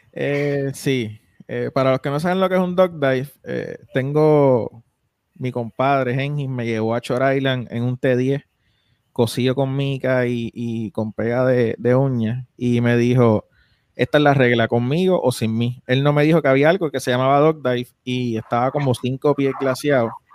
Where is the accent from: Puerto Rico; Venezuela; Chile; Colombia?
Puerto Rico; Isabela; yo soy de Isabela